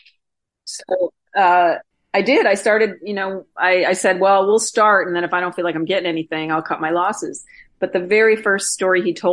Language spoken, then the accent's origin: English; Wisconsin, United States; moved away as an adult; I grew up on Lake Michigan, and then the interior lakes in northern Wisconsin. And I've been gone from there for 28 years